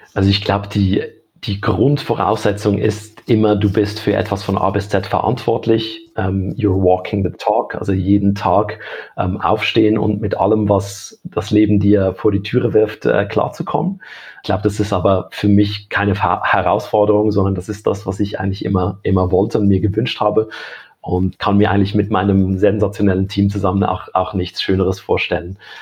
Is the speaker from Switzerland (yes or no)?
yes; Switzerland; bei uns in der Schweiz